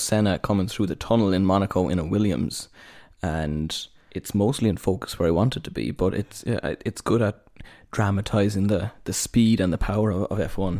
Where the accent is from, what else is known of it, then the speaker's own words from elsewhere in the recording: Cork, Munster, Ireland; I am from Cork